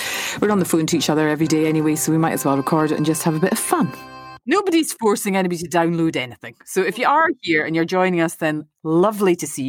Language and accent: English; Aberdeen, Scotland, United Kingdom; I'm from Aberdeen.